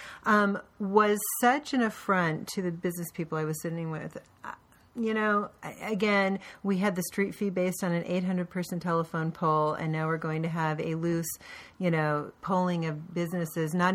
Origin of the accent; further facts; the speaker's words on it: Portland, Oregon, United States; I grew up in Portland where we had the best bus service in the country.